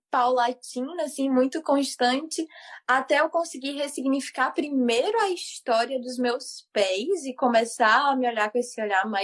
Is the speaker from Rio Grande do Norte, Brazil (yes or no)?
no; Fortaleza, Ceará, Brazil; eu morava em Fortaleza, eu sou de Fortaleza, sabe? Uhum. Assim, eu sou do Nordeste